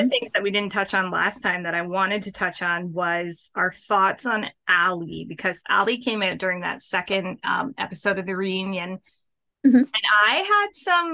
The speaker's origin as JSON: {"language": "English", "country": "Canada", "said": "I'm Canadian"}